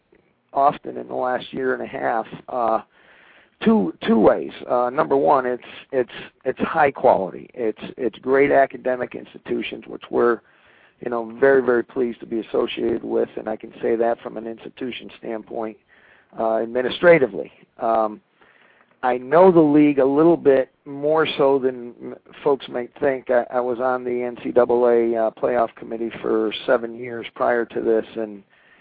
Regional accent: New England, United States; now in Pennsylvania, United States; I'm a New Englander through and through, but I'm transplanted down in Pennsylvania

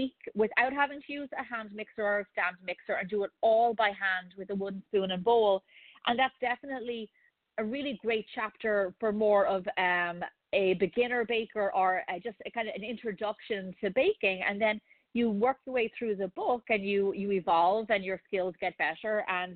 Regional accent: Ireland; moved away; growing up in Ireland

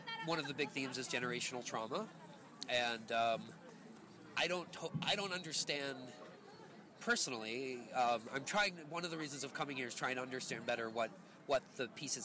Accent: California, United States; I'm from California

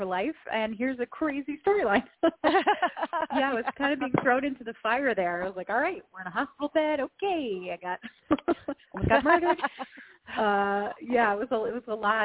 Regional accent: Los Angeles, California, United States; I grew up in Los Angeles, you know, right by Fox Studios

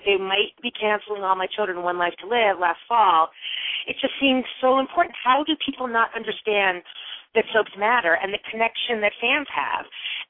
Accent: Westchester County, New York, United States; also born or lived in Indiana / Chicago; I was born in Westchester County, New York

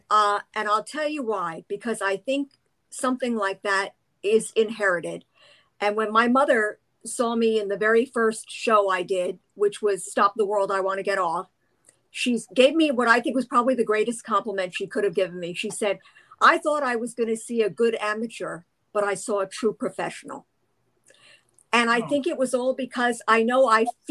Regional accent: New York City, New York, United States; When I was little and growing up in New York, I was in the Upper West Side

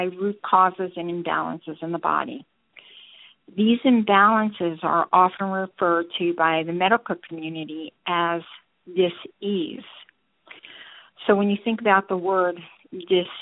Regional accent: New York, United States; now in Georgia, United States; I'm originally from New York, but have been in Georgia more than half my life

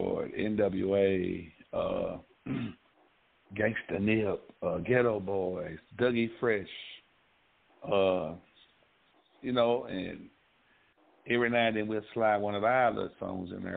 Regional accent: Memphis, Tennessee, United States; I was from Frasier.

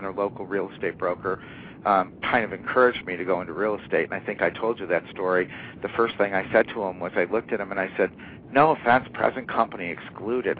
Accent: foothills of the Adirondack Mountains, New York, United States; also born or lived in Northeast US; I fortunately grew up in the market here, came back by choice to the hometown

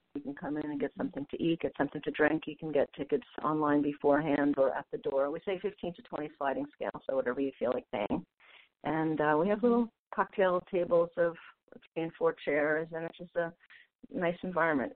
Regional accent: New York, United States; moved away as an adult; also born or lived in Vermont; now in San Francisco, United States; I grew up in New York, and when I was 20, I was taking time off from college

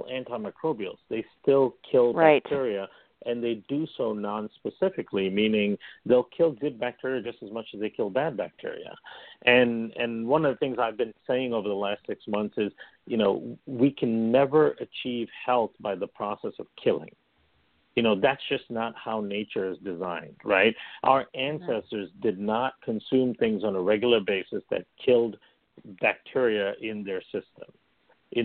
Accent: Malaysia; also born or lived in India; now in Chicago, United States; I come from Malaysia originally in India. So, you know, we in Malaysia, we consume coconut all the time. And in India, of course, we consume coconut all the time. We had two big coconut trees by our house.

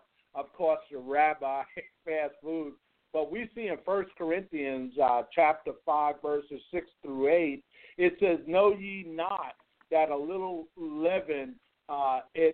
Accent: New York, United States; now in Nashville, United States; I grew up in New York

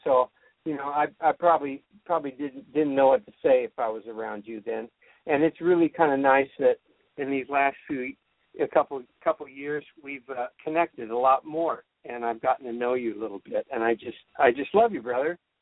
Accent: California, United States; I grew up in California

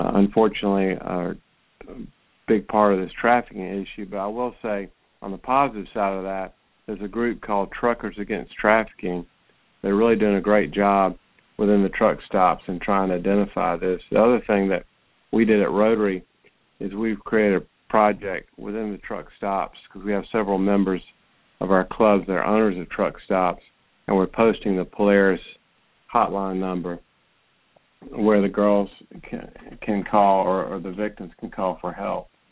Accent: Roswell, Georgia, United States; went to Roswell High School, which is my hometown

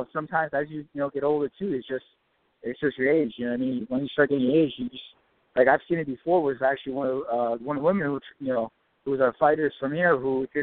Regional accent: Ramsey, New Jersey, United States; now in Paterson, United States; I actually grew up in Ramsey. I live in Patterson right now

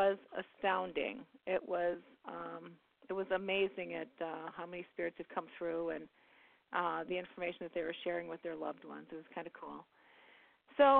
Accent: Midwest, United States; I'm from the Midwest

